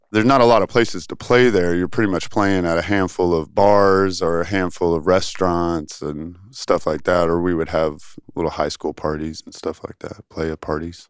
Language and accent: English; Tyler, Texas, United States; also born or lived in Dallas, Texas / Flower Mound, Texas; now in Austin, United States; I went to high school in Tyler, Texas